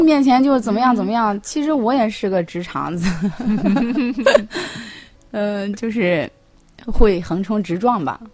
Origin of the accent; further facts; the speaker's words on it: Shandong, China; moved away as an adult; 我是山东的